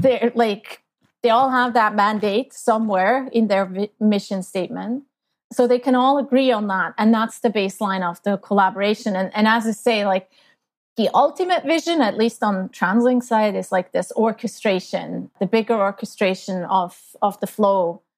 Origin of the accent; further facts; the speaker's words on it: Switzerland; moved away as an adult; now in Canada; I grew up in Switzerland, in a very small town